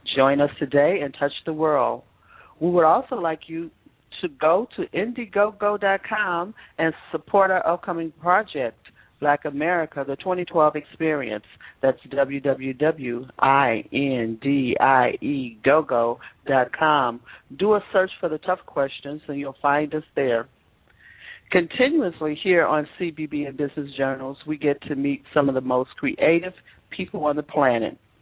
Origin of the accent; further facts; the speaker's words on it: Chicago, Illinois, United States; I am a Chicagoan